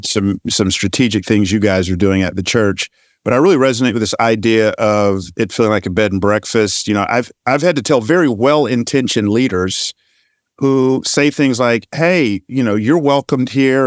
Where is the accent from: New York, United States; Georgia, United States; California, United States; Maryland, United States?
Georgia, United States; You and I grew up in Georgia